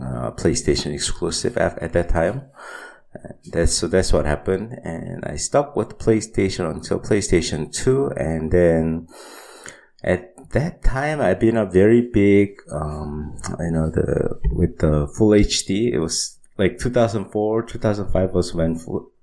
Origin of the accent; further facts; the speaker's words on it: Seoul, South Korea; also born or lived in United States; So I was born and raised in Seoul.